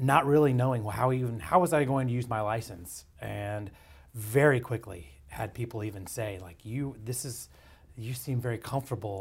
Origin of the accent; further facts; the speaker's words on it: Dallas, Texas, United States; I was basically born and bred in East Dallas and then Lake Highlands.